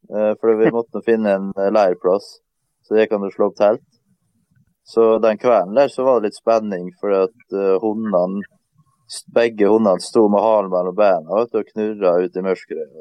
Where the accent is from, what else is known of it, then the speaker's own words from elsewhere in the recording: Møre og Romsdal, Norway; For at eh, vi kommer som sagt fra Romsdalen og er vant med fjell.